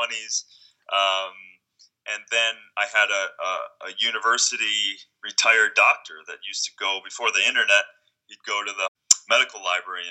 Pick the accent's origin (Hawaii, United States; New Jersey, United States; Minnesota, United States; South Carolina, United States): Minnesota, United States; as a kid growing up in Minnesota